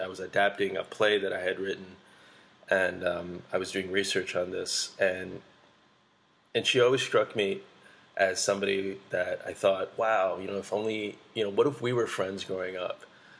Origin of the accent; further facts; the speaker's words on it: Pittsburgh, Pennsylvania, United States; born there; So I was born in Pittsburgh, where I was pretty much, not me, myself, but our family. We were the only Asian family for miles around.